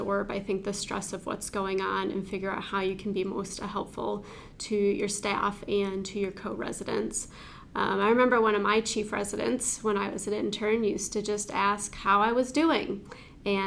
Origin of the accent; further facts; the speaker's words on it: St. Joseph, Michigan, United States; I was born and raised in St. Joseph, Michigan